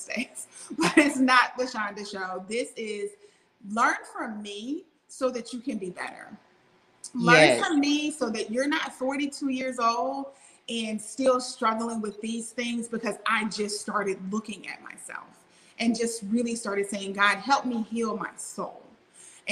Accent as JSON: {"language": "English", "region": "Louisiana", "country": "United States", "tie": "born or raised there", "also_born_or_lived": "Mississippi", "said": "growing up in the Bible Belt, born in Mississippi, raised in Louisiana"}